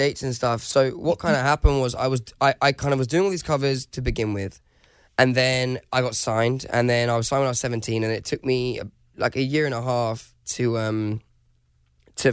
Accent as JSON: {"language": "English", "town": "Brighton", "region": "South East England", "country": "United Kingdom", "tie": "born or raised there", "said": "a 17-year-old kid who was like growing up in Brighton in the UK"}